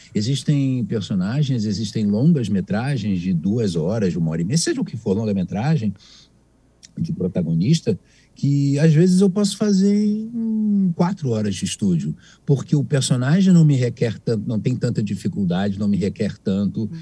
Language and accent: Portuguese; Rio de Janeiro, Brazil; aqui no Rio de Janeiro, eu sou carioca, estou aqui no Rio